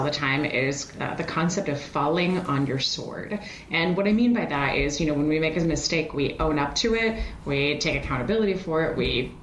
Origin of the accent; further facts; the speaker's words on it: Switzerland; moved away; I hail from Europe. I'm originally from Switzerland